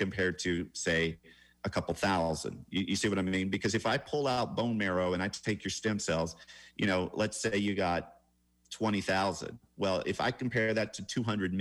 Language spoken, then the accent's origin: English; Atlanta, Georgia, United States; I'm from Atlanta, which actually is a very clean city compared to say Bangkok.